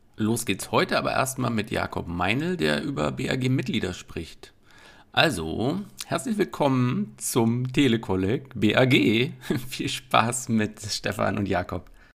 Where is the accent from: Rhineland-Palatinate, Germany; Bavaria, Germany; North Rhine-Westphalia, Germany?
Bavaria, Germany; Trautskirchen; now in Berlin, Germany; ich sitze gerade in Trautskirchen, nennt sich das. Das ist das kleine Dorf, wo ich herkomme